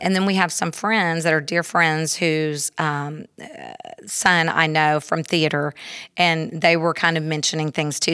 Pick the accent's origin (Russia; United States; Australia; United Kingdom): United States; Houston, Texas; also born or lived in Klein area; I grew up in Spring Branch, in, in Houston